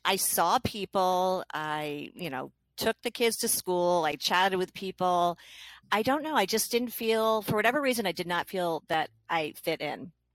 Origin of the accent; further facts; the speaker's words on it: New Hampshire, United States; I'm from New Hampshire